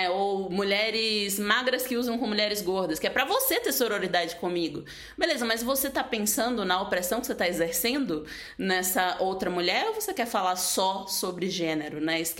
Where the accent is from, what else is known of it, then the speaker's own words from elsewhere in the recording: Northeast Region, Brazil; fico feliz como nordestina, né?